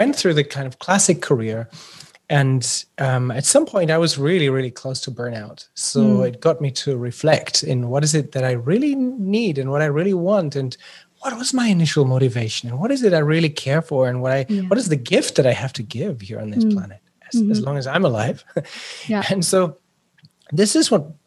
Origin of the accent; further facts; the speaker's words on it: Germany; now in Switzerland; I'm born in Germany and live in Switzerland